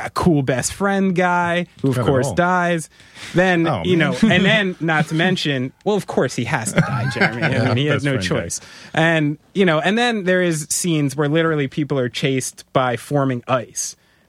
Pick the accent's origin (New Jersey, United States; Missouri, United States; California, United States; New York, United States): New Jersey, United States; I have a douchebag governor too. I'm from New Jersey.